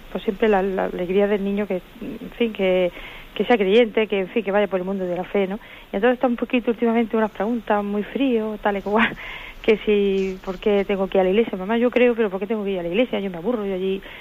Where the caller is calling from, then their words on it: Granada, Andalusia, Spain; Soy de aquí de Granada, le llamo